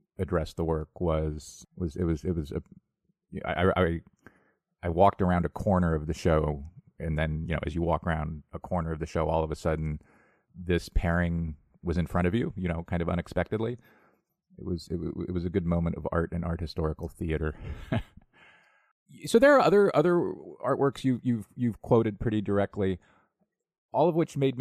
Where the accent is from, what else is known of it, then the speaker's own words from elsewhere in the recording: United States; As an American, where guns are kind of just a horrific daily thing